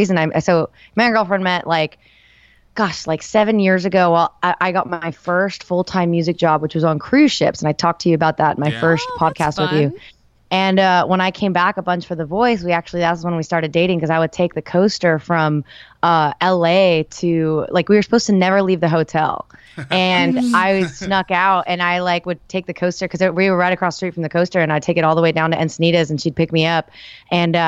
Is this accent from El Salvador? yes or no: yes; El Salvador; moved away; I was born in El Salvador, which is not exactly the country music capital